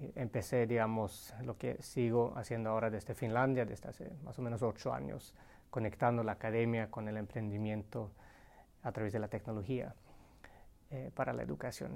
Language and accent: Spanish; Sweden; moved away as an adult; also born or lived in Colombia; nací y crecí en Suecia con una mamá finlandesa